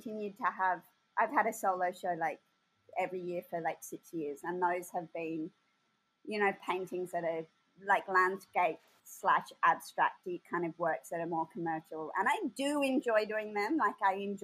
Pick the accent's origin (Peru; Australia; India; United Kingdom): Australia; Sydney, New South Wales; I grew up in Woolloomooloo, which is, you know, a 10-minute walk away. And I actually grew up above the East Sydney Hotel